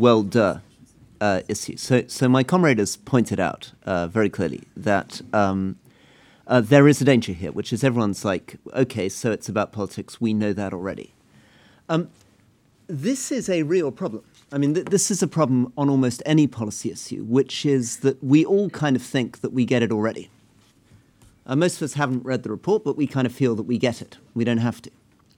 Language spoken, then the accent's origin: English; United Kingdom; But I'm very aware as a British politician, even within my own country, you know, I speak the language fluently, I've grown up in this country